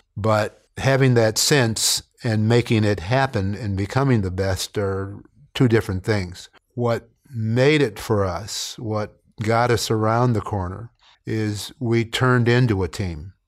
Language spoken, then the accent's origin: English; Canton, Ohio, United States; moved away; growing up in Canton, Ohio, I understood about football and its importance